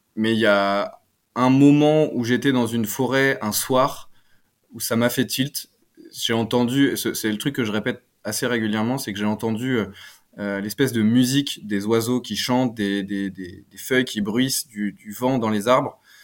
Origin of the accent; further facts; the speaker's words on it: Picardy, Hauts-de-France, France; Je viens de Picardie.